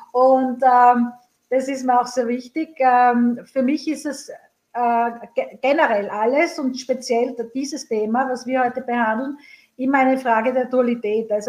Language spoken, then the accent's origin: German; Graz, Styria, Austria; born there; now in Vienna, Austria; In meiner Geburtsstadt Graz gibt es äh, meinen geliebten Carsten und Öler.